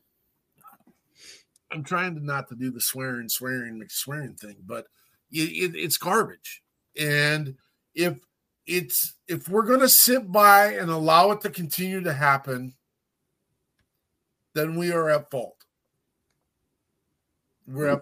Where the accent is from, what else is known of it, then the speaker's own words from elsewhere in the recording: Wyoming, United States; I'm from Wyoming, so I can use whatever dialect I want